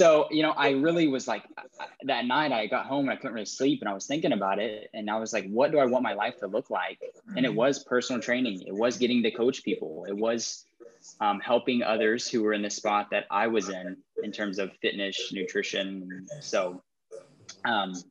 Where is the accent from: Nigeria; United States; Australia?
United States; Tahlequah, Oklahoma; I grew up here in Tahlequah in just a small community